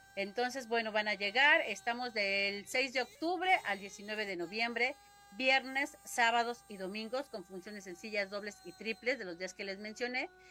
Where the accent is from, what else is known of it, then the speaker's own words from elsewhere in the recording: Mexico City, Mexico; el 70-80% somos oriundos de Xochimilco